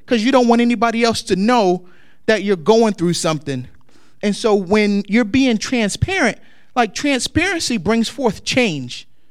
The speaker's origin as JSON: {"language": "English", "town": "Newark", "region": "New Jersey", "country": "United States", "tie": "born or raised there", "said": "growing up in Newark, New Jersey"}